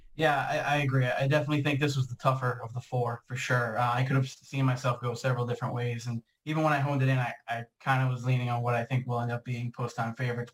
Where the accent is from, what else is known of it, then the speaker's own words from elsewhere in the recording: Boston, Massachusetts, United States; I'm from the Boston area